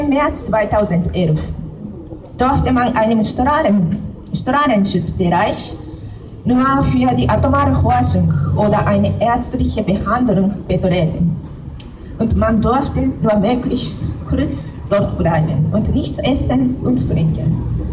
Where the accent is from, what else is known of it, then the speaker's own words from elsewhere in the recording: Japan; German is a second language; moved away; ich habe einen Brief an meinem Heimat oder meinem Landesleute geschrieben. Liebe Leute in meinem Heimatland